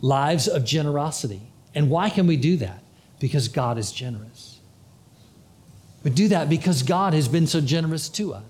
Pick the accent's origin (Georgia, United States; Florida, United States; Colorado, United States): Florida, United States; I'm from Florida